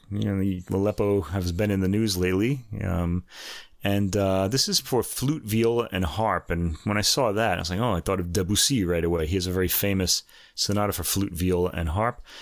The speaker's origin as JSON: {"language": "English", "region": "New York", "country": "United States", "tie": "born or raised there", "said": "I was born in New York."}